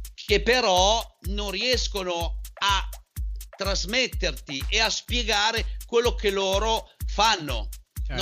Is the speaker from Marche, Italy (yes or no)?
no; a village in the province of Parma, Emilia-Romagna, Italy; io vengo da un paesino eh, che è molto famoso